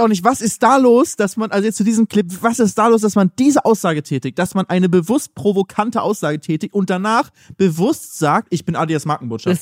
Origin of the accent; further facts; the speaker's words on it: Northern Germany, Germany; Kommen wir auch aus Norddeutschland